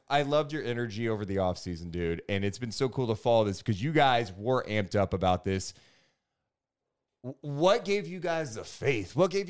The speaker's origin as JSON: {"language": "English", "town": "Sacramento", "region": "California", "country": "United States", "said": "we're both like from Sacramento."}